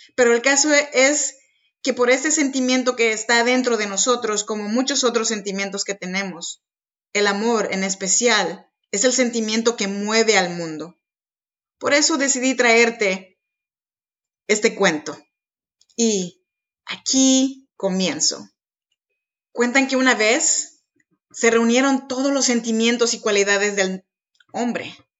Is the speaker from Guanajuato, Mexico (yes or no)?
no; Arroyo Piedra, Oaxaca, Mexico; now in Sacramento, United States; Yo soy mexicana, oaxaqueña de corazón, de un ranchito chinanteco que se llama Arroyo Piedra